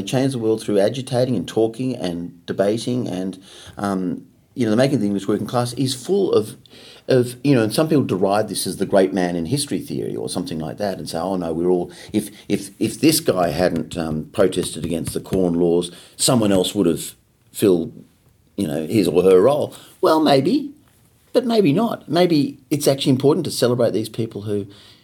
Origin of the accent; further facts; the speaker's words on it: Australia; I'm Australian